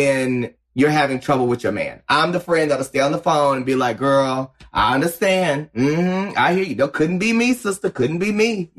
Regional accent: Paris, Texas, United States; moved away as an adult; also born or lived in Dallas, Texas; I grew up in Paris because I got to be kind of a big fish in a small pond

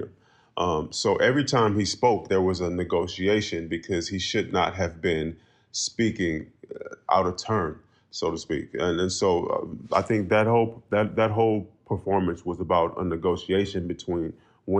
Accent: Oakland, California, United States; I grew up in Oakland, California, not even a mile away from DeFermi Park

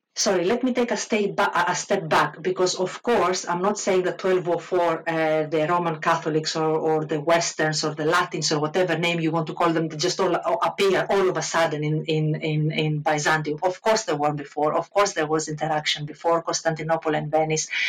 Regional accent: Crete, Greece; accent: Greek; English is a second language; moved away as an adult; now in United Kingdom; I was uh, born and raised in Greece. I, in fact, I attended the university, uh, um, the, the, University of Rethymnon in Crete. I am from Crete

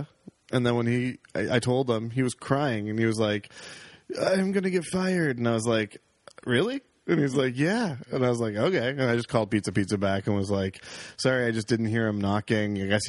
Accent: Oakville, Ontario, Canada; born or raised there

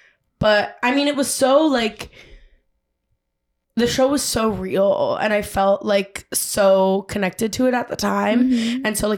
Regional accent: California, United States; moved away as an adult; also born or lived in Upstate New York; I grew up in California

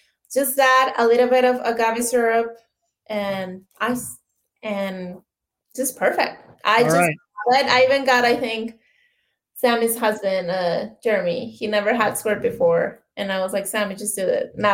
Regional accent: Sonora, Mexico; now in United States; I grew up in Sonora, it's north of Mexico

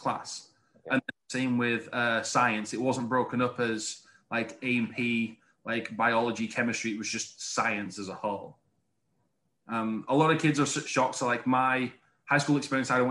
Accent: England, United Kingdom; moved away as an adult; also born or lived in Italy / Arizona / Wisconsin; now in Florida, United States; I am based down in Florida. I'm originally from England

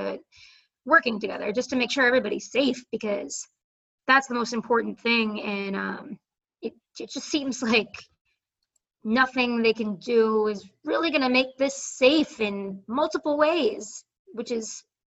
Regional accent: Boston, Massachusetts, United States; I'm just from Boston

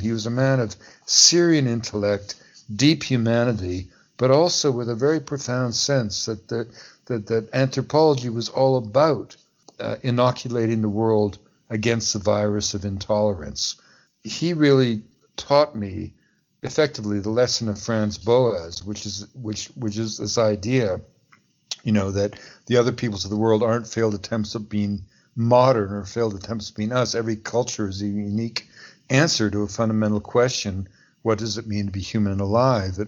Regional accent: Montreal, Quebec, Canada; first language English; also born or lived in Pacific Northwest / Washington, D.C.; now in Vancouver, Canada; I grew up as a Canadian, an Anglophone, uh, living in a, su- a suburb of Montreal

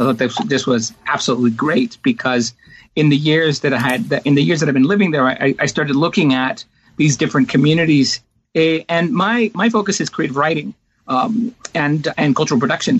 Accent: Northern California, United States; also born or lived in Pennsylvania / Iowa; now in New Mexico, United States; I'm originally from California, from Northern California

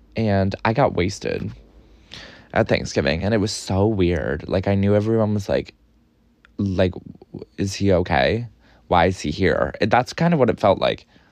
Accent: New York, United States; I'm a New Yorker

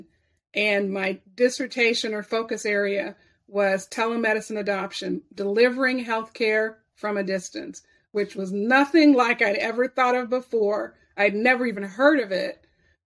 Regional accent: Kansas City, Missouri, United States; I was born and raised here in the greater Kansas City area

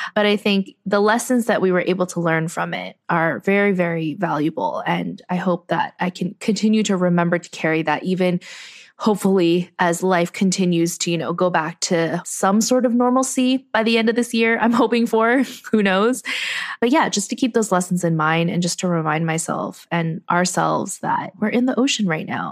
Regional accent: United States; I grew up in a society that values people who think outside of the box

